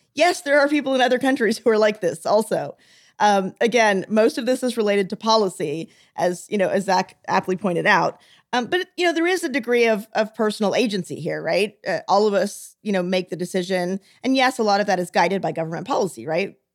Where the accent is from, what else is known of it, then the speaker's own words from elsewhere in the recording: the South, United States; moved away; I'm from the South